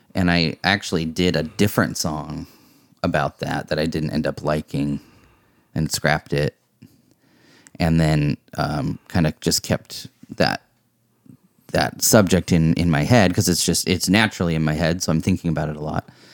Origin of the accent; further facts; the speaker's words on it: Vashon Island, Washington, United States; growing up on Vashon Island